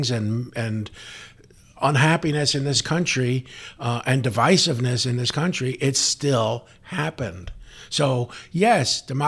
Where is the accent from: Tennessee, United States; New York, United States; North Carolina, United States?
New York, United States; Bronx; now in San Diego, United States; Yes, my hometown. I was a police officer there. I worked in Hunts Point once in a while. But I have to be honest, as a San Diego person